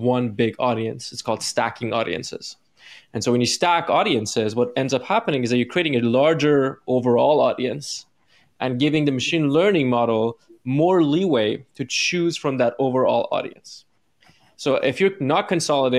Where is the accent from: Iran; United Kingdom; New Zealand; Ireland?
Iran; moved away; because I'm like from the East, I'm from Iran